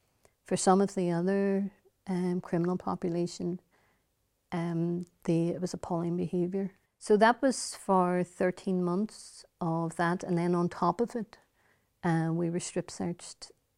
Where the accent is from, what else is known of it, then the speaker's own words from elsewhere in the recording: Derry, Northern Ireland, United Kingdom; I would describe it as a child of the Battle of the Bogside. I lived in the row of houses, which has now got the iconic wall. You're now entering Free Derry.